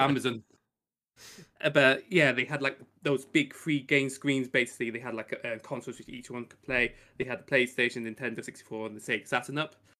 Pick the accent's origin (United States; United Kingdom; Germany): United Kingdom; I come from the Great P, um, Island of Blighty, like Rick does